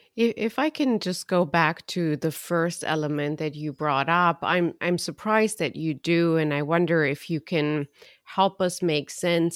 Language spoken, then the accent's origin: English; Romania; I'm from Romania